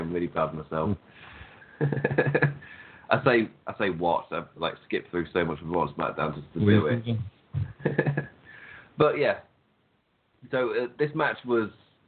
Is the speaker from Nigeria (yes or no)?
no; England, United Kingdom; we're both English